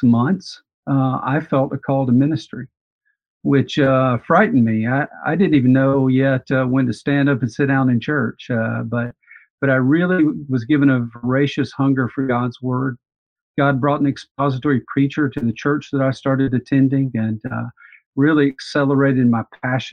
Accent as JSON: {"language": "English", "town": "Montgomery", "region": "Alabama", "country": "United States", "tie": "born or raised there", "said": "I grew up in Montgomery, Alabama"}